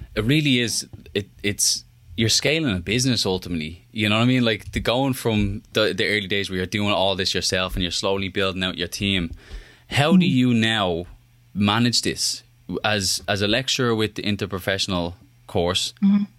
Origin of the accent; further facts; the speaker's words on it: Ireland; moved away; I'm Irish